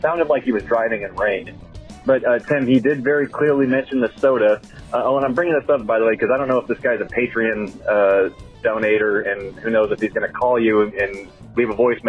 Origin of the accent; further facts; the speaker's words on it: Austin, Texas, United States; I grew up in Austin.